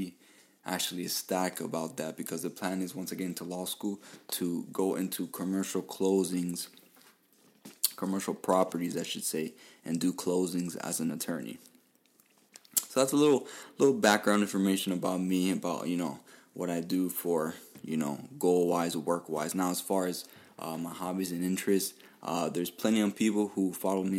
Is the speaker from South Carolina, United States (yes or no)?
no; Miami, Florida, United States; I was born and raised here in Miami, Florida.